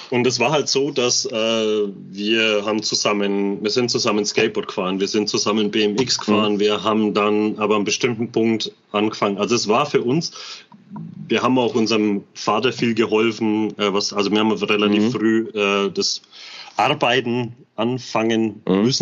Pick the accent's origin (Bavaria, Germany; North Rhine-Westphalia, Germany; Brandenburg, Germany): Bavaria, Germany; Bamberg; und vor allem, das, wir sind halt damit aufgewachsen. Bei uns in Bamberg waren die.